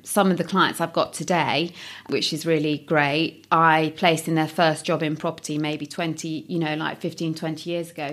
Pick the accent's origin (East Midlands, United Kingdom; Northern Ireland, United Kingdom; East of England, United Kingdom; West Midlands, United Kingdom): East Midlands, United Kingdom; Nottingham; I'm from Nottingham, and so I decided to stay in Nottingham